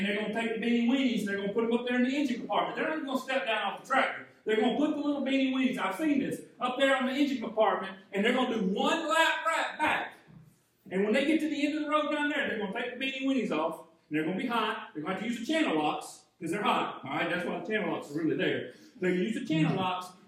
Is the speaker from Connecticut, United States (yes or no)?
no; Arcade, Georgia, United States; I grew up in Arcade, Georgia, just out of Jefferson, Georgia, just out of Athens, Georgia, and it's agrarian community